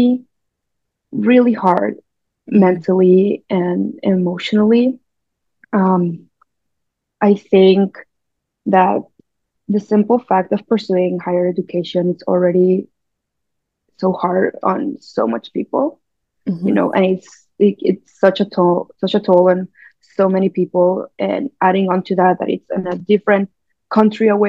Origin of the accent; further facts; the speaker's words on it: Mexico; moved away as an adult; now in Vancouver, Canada; I'm Mexican. I was born and raised in Mexico, and I moved to Vancouver a little bit over